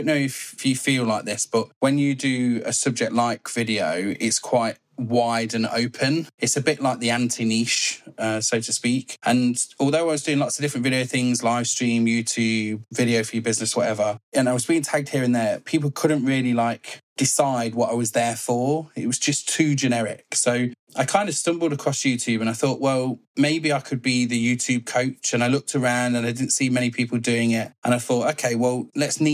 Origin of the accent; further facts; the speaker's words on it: Leicester, East Midlands, United Kingdom; I'm from Leicester in the UK. Sunny Leicester.